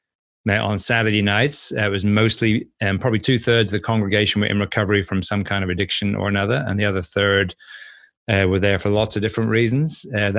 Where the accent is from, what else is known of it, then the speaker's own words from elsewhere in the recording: Norwich, East of England, United Kingdom; So anyway, I grew up in Norwich, spent the first 24 years of my life there.